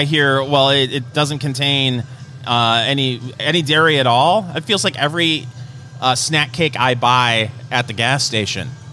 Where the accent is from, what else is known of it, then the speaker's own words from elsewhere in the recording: Saginaw, Michigan, United States; my hometown, uh, Saginaw, Michigan